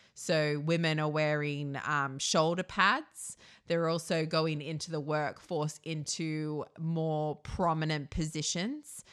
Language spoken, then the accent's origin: English; Australia; I'm from Australia